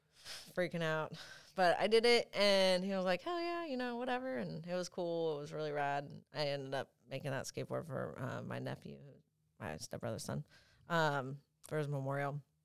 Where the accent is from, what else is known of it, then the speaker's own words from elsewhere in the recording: Franklin, Tennessee, United States; moved away; also born or lived in San Bernardino, California / Temecula, California; at three years old, we moved to Franklin, and I grew up there my whole life